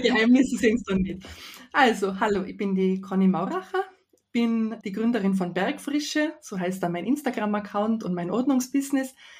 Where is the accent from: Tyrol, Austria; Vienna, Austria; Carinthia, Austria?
Tyrol, Austria; accent: Tyrolean; das K als Tiroler kann man ja nicht ablegen